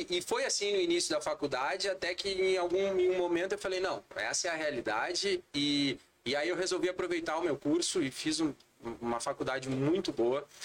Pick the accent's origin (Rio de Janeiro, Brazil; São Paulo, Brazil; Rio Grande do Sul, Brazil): Rio Grande do Sul, Brazil; Porto Alegre; eu sou porto-alegrense, nascido e criado em Porto Alegre.